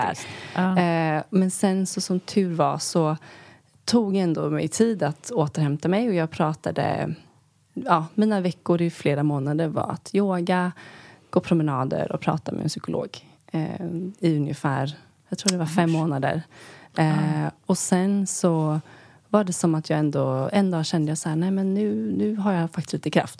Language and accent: Swedish; Sweden; moved away as an adult; also born or lived in New York, United States; vara hemma i Sverige